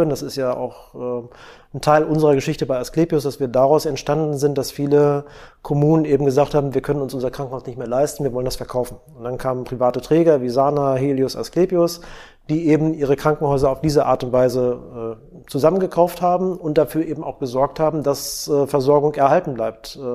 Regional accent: Schleswig-Holstein, Germany; Ich bin auch Schleswig-Holsteiner.

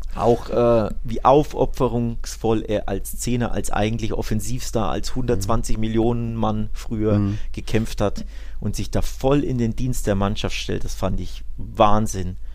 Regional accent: Nuremberg, Bavaria, Germany; bei uns in Nürnberg

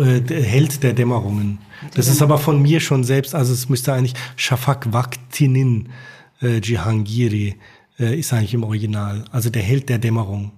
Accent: Rhineland-Palatinate, Germany; moved away as an adult; also born or lived in Turkey; wir sind dann halt dahin gezogen, wo ich aufgewachsen bin, also mit der Hilfe meiner Eltern. Und deswegen bin ich auch jetzt wieder in der Pfalz.

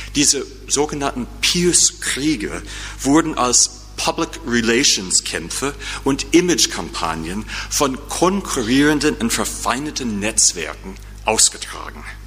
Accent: United States; accent: American; German is a second language; now in St. Louis, United States; mit meinem markanischen, mit meinem markanischen Akzent

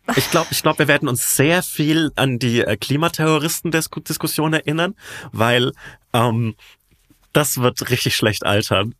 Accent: Franconia, Bavaria, Germany; accent: Franconian; in meinen Dialekt abrutsche.

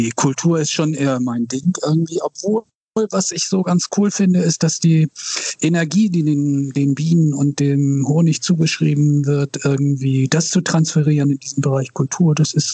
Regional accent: Wilhelmsburg, Hamburg, Germany; Aber ich bin in Wilhelmsburg aufgewachsen irgendwie. Also insofern ähm, und arbeite eben auch hier.

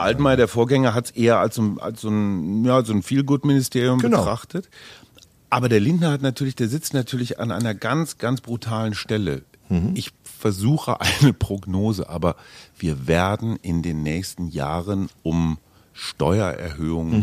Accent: Münster, North Rhine-Westphalia, Germany; moved away as an adult; also born or lived in Munich; now in Berlin, Germany; also ich bin in Münster groß geworden

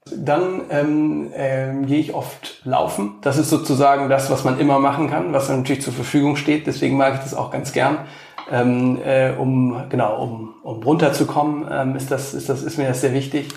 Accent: Cologne, North Rhine-Westphalia, Germany; moved away as an adult; also born or lived in San Francisco, United States / Washington, United States / Italy; now in Berlin, Germany; in meiner Heimatstadt nach Köln

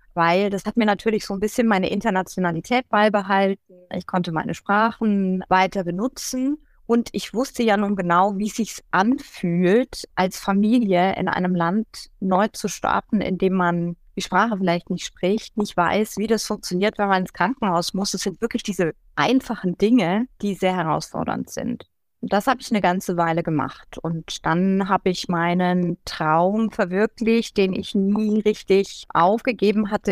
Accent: Schweinfurt, Bavaria, Germany; first language German; moved away as an adult; also born or lived in Würzburg / Volkach; now in Munich, Germany; ich bin in Würzburg geboren, ich bin in Schweinfurt aufgewachsen zum Großteil und in Volkach, also da so im Main-Bereich sozusagen.

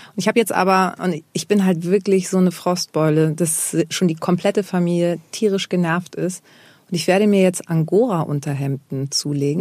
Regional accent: Germany; dass ich in Deutschland äh, geboren bin, bin ich halt auch Deutsche

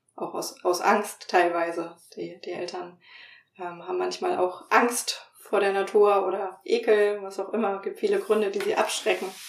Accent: Franconia, Bavaria, Germany; moved away; also born or lived in northern Germany; ich bin in Franken aufgewachsen

